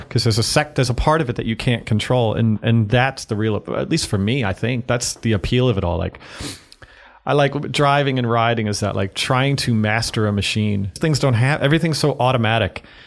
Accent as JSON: {"language": "English", "town": "Massapequa", "region": "New York", "country": "United States", "tie": "born or raised there", "said": "I grew up uh, just outside of New York City on Long Island in Massapequa"}